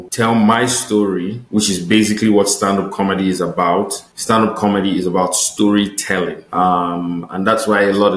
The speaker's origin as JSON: {"language": "English", "region": "Delta", "country": "Nigeria", "moved": "as an adult", "lives_now": "Calgary, Canada", "said": "I'm from Delta State in Nigeria."}